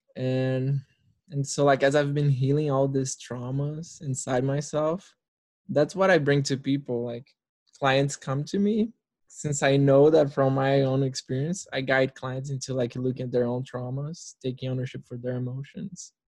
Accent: Brasília, Federal District, Brazil; I'm in Brasilia, Brazil, the capital of Brazil, for those that don't know. And it's my hometown. This is where I was born.

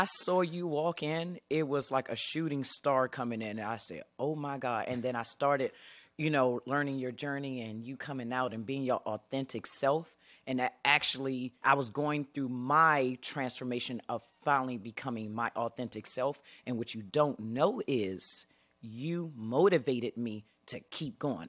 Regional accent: Washington, District of Columbia, United States; moved away as an adult; now in Arizona, United States; I'm originally from Washington, D C

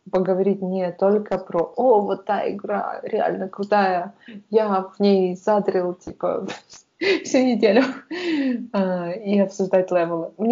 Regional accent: Russia; moved away as an adult; also born or lived in Tatarstan / Perm / Saint Petersburg; что я I'm from Russia

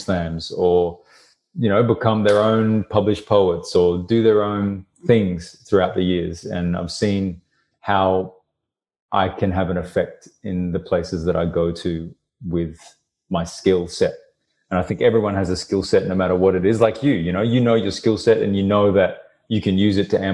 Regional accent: Brisbane, Queensland, Australia; Brisbane, my hometown

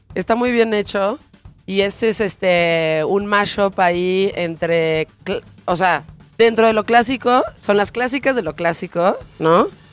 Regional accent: Mexico; como mexicanos

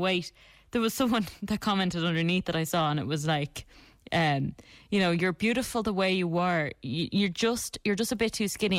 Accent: Ireland; Being Irish, we are in the minority

